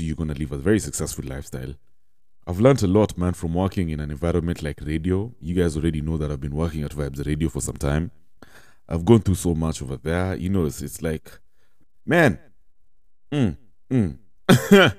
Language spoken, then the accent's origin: English; Kenya; as Kenyans, as Kenyan youth especially